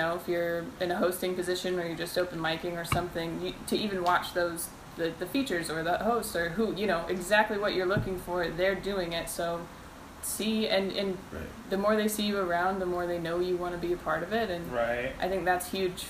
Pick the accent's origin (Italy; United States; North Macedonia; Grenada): United States; Renton, Washington; moved away as an adult; also born or lived in Seattle; now in Los Angeles, United States; I'm from Renton.